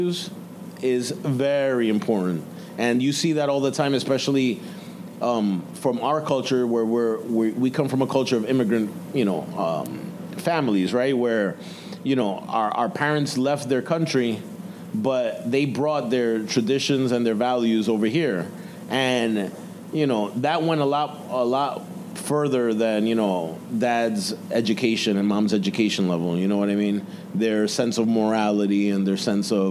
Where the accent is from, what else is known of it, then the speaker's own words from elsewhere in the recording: New York City, New York, United States; the kids are growing up in Ozone Park, Queens, New York. That's where I grew up